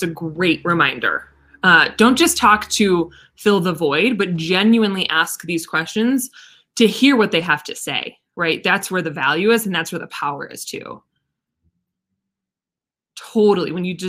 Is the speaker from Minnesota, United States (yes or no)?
yes; Minnesota, United States; Listen, I'm from Minnesota. All we had is lakes.